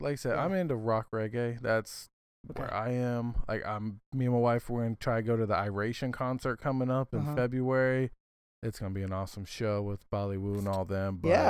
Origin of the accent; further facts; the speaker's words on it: California, United States; born there; I was born in California, so back then